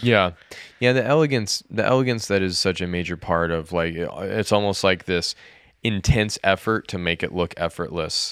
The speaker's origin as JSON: {"language": "English", "country": "United States", "said": "as an American"}